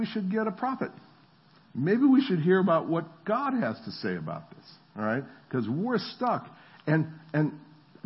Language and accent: English; New Jersey, United States; moved away; also born or lived in the South; I'm from New Jersey